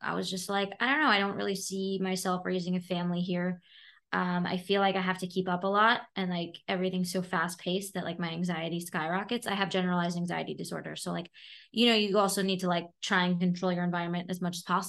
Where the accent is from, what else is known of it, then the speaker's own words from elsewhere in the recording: Flatbush, New York, United States; accent: New York; So I'm from Flatbush. My accent from New York, really, once I go to New York, it comes back and then I like have to adjust for a few weeks.